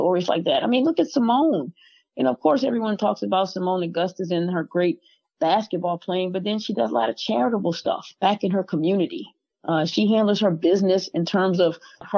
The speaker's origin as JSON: {"language": "English", "region": "the South", "country": "United States", "said": "I am from the South. I'm not knocking the South. I love where I'm from"}